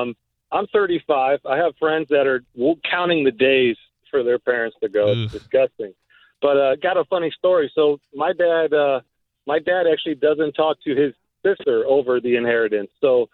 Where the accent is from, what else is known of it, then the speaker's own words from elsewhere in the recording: Lutz, Florida, United States; we were raised in Lutz.